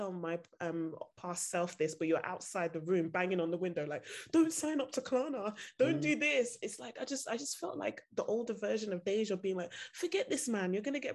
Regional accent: Nigeria; now in United Kingdom; I'm Nigerian

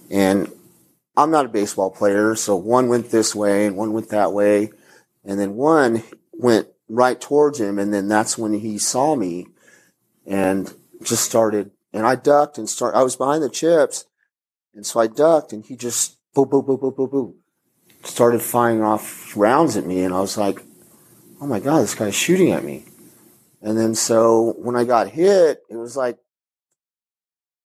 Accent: El Paso, Texas, United States; I'm from El Paso, and I know Spanish

